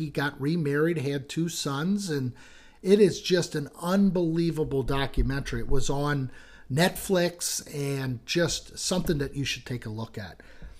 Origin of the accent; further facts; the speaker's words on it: United States; as an American that's been in there once